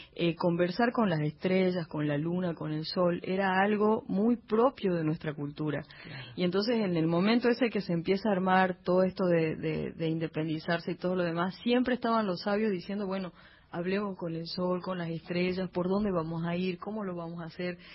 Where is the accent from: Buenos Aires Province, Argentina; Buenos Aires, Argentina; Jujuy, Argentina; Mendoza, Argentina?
Jujuy, Argentina; Humahuaca; mi pueblo